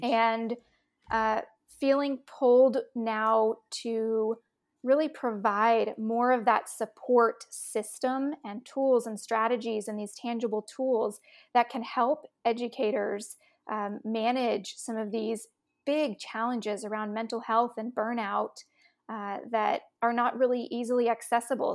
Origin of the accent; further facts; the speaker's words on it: Austin, Texas, United States; I grew up in Austin, Texas